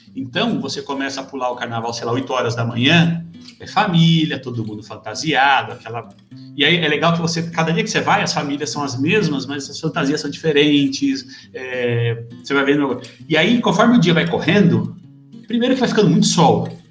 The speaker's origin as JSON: {"language": "Portuguese", "country": "Brazil", "also_born_or_lived": "United States", "moved": "yes", "lives_now": "Portugal", "said": "Eu sou brasileiro."}